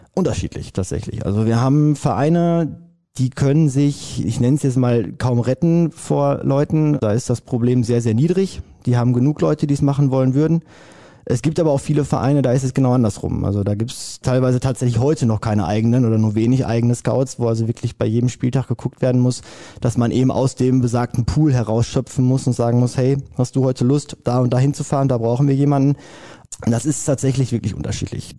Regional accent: Hamm, North Rhine-Westphalia, Germany; mein Heimatverein ist der ASV Westfalen. Ich komme aus Hamm.

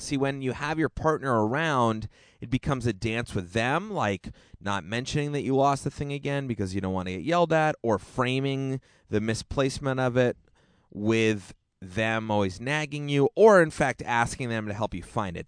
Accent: Hanover, New Hampshire, United States; moved away; I am back in my hometown

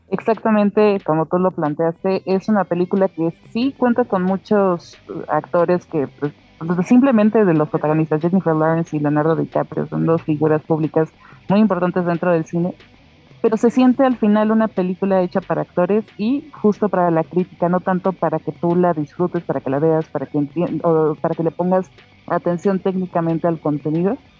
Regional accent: Mexico; como mexicana

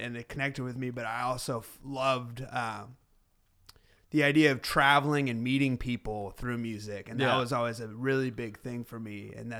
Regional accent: Oakland, California, United States; I've been playing drums and music since I was about 12, growing up in Oakland, California, in the East Bay.

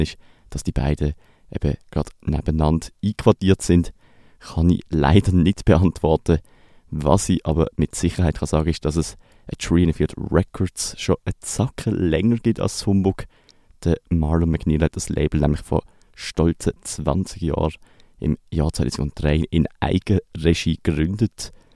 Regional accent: Basel, Basel-Stadt, Switzerland; Mir persönlich als Basler

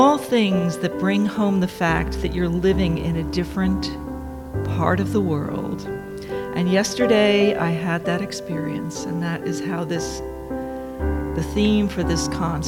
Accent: Dobbs Ferry, New York, United States; moved away as an adult; now in Sydney, Australia; we grew up together in Dobbs Ferry, New York

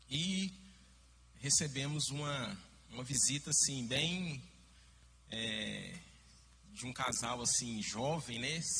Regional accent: Minas Gerais, Brazil; E como bom mineiro, eu fiquei com o pé atrás.

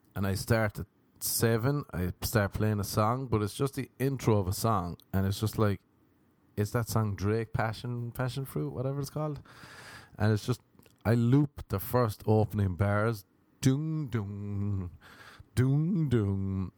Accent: Cork, Munster, Ireland; moved away as an adult; now in United States; I came from Ireland

